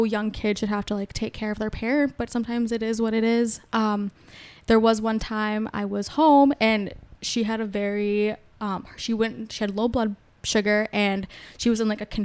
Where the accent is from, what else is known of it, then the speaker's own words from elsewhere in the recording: Prior Lake, Minnesota, United States; I grew up in Prior Lake. I guess also 2 other cities having like divorced parents